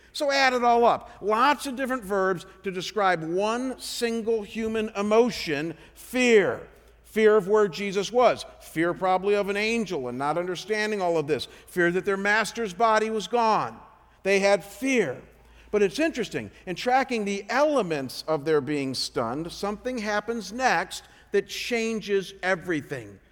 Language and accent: English; Chagrin Falls, Ohio, United States; moved away as an adult; Cleveland, Ohio, my hometown called Chagrin Falls